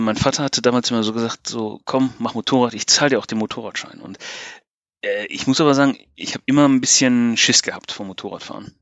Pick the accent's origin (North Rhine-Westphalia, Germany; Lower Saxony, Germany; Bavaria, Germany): North Rhine-Westphalia, Germany; Bochum; moved away as an adult; also born or lived in Bristol; now in Wales, United Kingdom; Ich bin Deutscher, ja, genau. Ich komme eigentlich aus Bochum. Eigentlich aus dem, aus dem tiefsten Ruhrgebiet